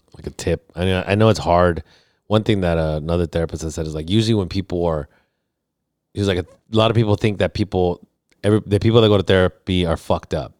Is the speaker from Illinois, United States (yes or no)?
no; Los Angeles, California, United States; moved away; also born or lived in National City, California / Studio City, California; I was born in South Central